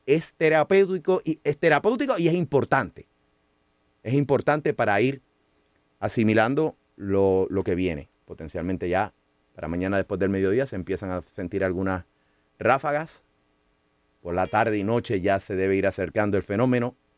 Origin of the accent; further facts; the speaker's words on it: San Juan, Puerto Rico; Lo que hace grande a San Juan es Río Piedra, lo más lindo que hay en mi pueblo natal